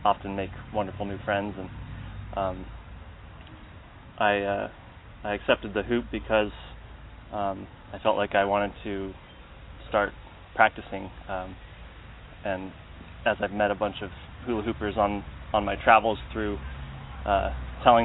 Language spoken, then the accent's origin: English; Seattle, Washington, United States; I grew up in Seattle, Washington